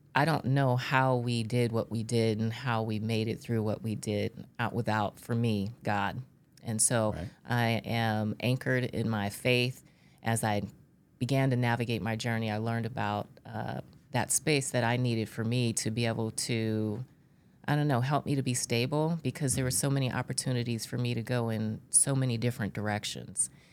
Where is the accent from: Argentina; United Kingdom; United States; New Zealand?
United States; Bakersfield, California; I grew up in California and I grew up in Bakersfield. Uh, for those in California, it's in the Central Valley